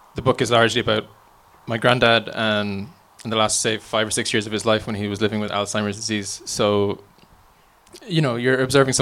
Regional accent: County Offaly, Ireland; where I grew up in Offaly

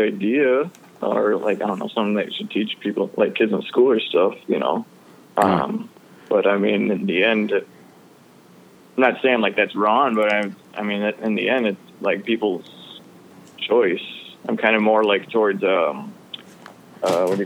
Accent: West Bend, Wisconsin, United States; born or raised there; also born or lived in Milwaukee, Wisconsin

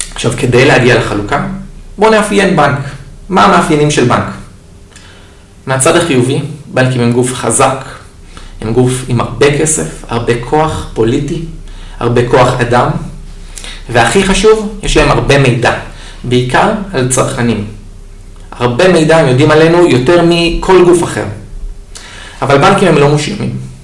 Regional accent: Israel; כמו כל אה, תושב ישראלי טוב, אני התגייסתי לצבא

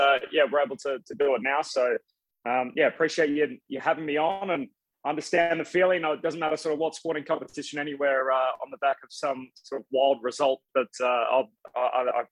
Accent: Perth, Western Australia, Australia; moved away as an adult; I grew up in Perth, Western Australia, which is on the west coast of the country.

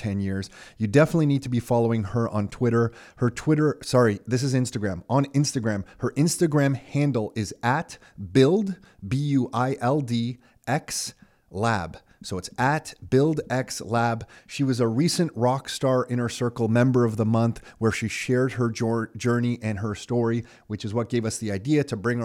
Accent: Mississauga, Ontario, Canada; also born or lived in Toronto; I was actually born in Toronto, but Nick and I both born in Toronto, but quickly moved to Mississauga.

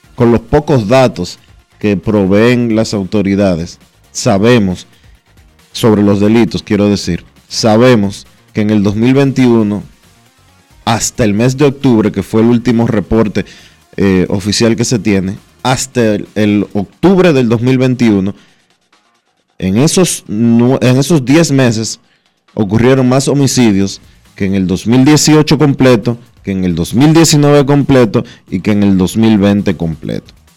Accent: Dominican Republic; nosotros como dominicanos

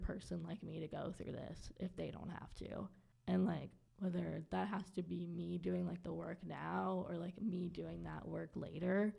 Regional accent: Waldorf, Maryland, United States; moved away; also born or lived in Baltimore, Maryland; I'm originally from Southern Maryland

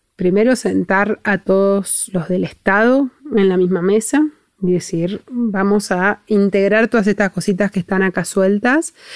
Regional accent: Argentina

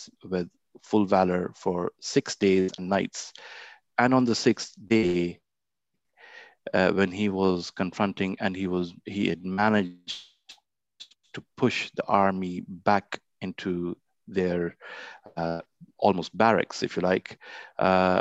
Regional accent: Lahore, Punjab, Pakistan; As a boy growing up in Lahore

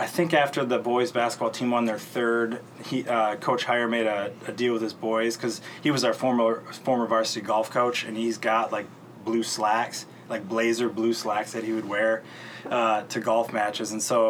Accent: Traverse City, Michigan, United States; What gravitated us back to Michigan was that we're both from Traverse City, and we both wanted to be back here.

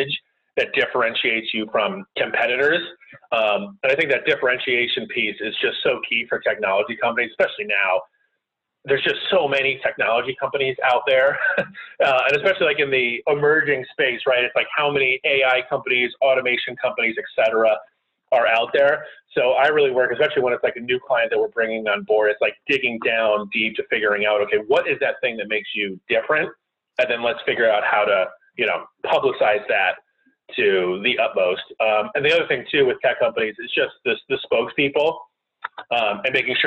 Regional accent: Connecticut, United States; moved away as an adult; now in Washington, D.C., United States; I grew up in the middle of nowhere in Connecticut.

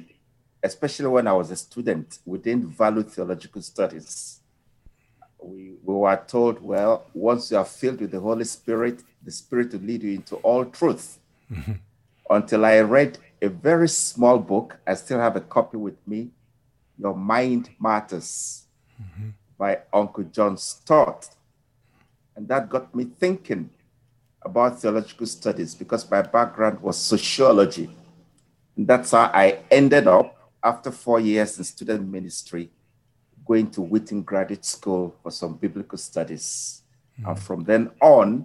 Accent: Nigeria; moved away as an adult; also born or lived in Zimbabwe; now in Ghana; I'm originally from Nigeria, spent years doing ministry in Nigeria

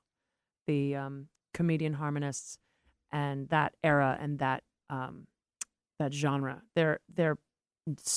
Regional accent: Boston, Massachusetts, United States; I'm from Boston

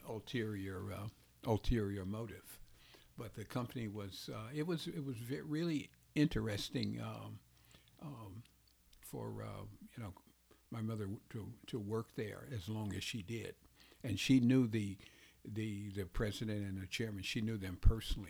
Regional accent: Chicago, Illinois, United States; I grew up on the west side of Chicago

